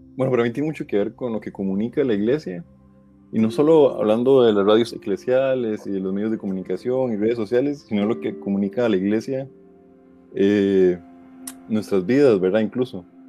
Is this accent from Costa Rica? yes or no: yes; Costa Rica; soy de Costa Rica